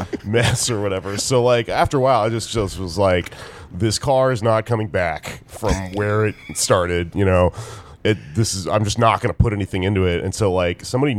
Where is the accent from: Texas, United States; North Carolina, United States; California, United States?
Texas, United States; moved away as an adult; now in New York, United States; my entire 20s growing up in Texas